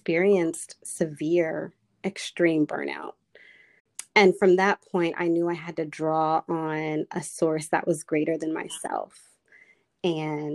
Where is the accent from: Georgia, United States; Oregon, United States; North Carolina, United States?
North Carolina, United States; Charlotte; now in Washington, DC, United States; I grew up in Charlotte, North Carolina, which is a pretty green town, but it is a southern town